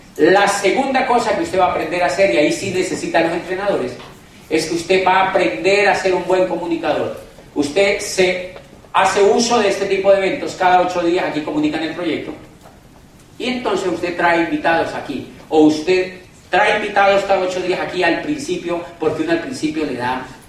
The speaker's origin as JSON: {"language": "Spanish", "town": "Cali", "region": "Valle del Cauca", "country": "Colombia"}